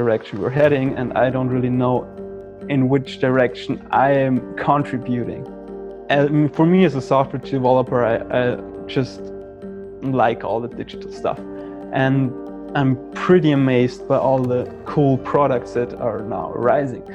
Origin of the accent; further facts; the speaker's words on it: Austria; I'm from Austria